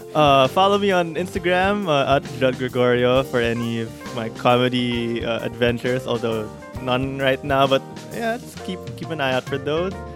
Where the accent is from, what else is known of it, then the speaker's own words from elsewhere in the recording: Philippines; as Filipino kids or in our culture